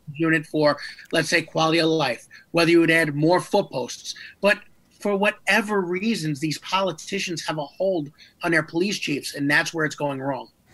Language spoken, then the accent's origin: English; New York, United States; my hometown of New York